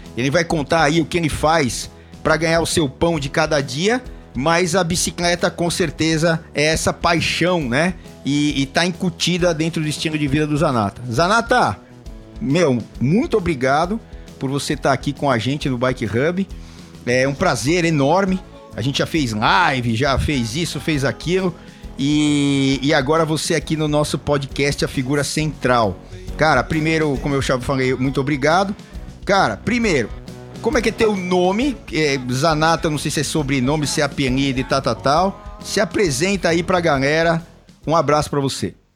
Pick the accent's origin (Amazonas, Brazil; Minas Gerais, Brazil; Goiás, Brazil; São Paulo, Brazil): São Paulo, Brazil; lá da Zona Norte, onde eu nasci, aqui, Zona Norte de São Paulo